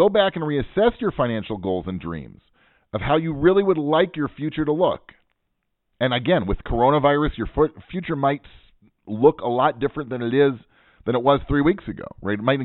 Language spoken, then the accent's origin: English; Pacific Northwest, United States; now in Israel; I'm from the Pacific Northwest, where we don't have any accents.